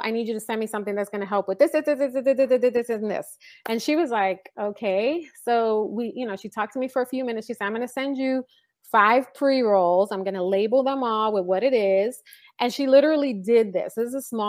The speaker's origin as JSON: {"language": "English", "town": "New York City", "region": "New York", "country": "United States", "tie": "born or raised there", "moved": "yes", "lives_now": "California, United States", "said": "I grew up in the Bronx"}